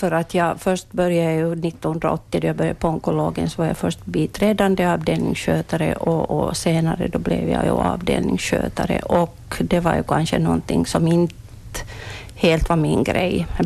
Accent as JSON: {"language": "Swedish", "area": "Munsala", "region": "Ostrobothnia", "country": "Finland", "tie": "born or raised there", "said": "Jag är född i Månsal."}